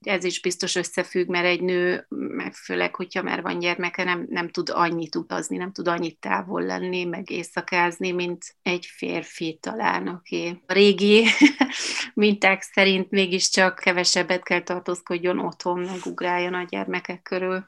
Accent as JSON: {"language": "Hungarian", "town": "Munich", "region": "Bavaria", "country": "Germany", "tie": "born or raised there", "also_born_or_lived": "Bratislava, Slovakia", "moved": "as an adult", "lives_now": "Budapest, Hungary", "said": "én pozsonyi vagyok, ott születtem, és már ott elkezdtem táncolni az aprószőtesben, és 7 éves koromban Németországba. Münchenben szerencsére nagyon erős a magyar közeg"}